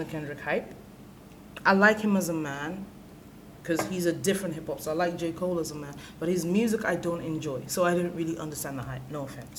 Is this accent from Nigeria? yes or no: yes; Nigeria; as a Nigerian